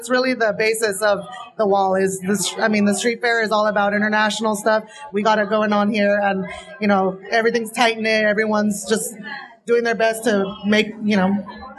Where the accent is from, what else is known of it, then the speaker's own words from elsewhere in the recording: Santa Ana, California, United States; now in Anaheim, United States; I'm actually from Santa Ana